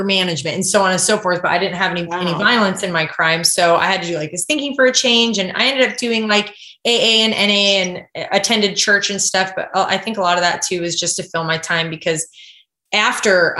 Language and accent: English; Kodiak, Alaska, United States; moved away as an adult; also born or lived in Idaho; I grew up on Kodiak Island there, and my parents still live there